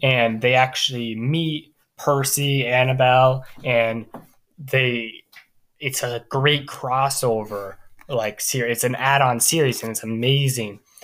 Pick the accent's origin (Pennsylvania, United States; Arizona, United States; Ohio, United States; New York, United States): Ohio, United States; Cincinnati; I'm from Cincinnati, Ohio.